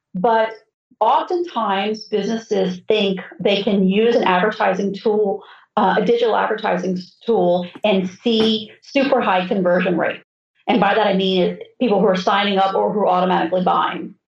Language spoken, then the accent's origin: English; South Florida, United States; when I grew up in South Florida, the Braves were still playing in West Palm Beach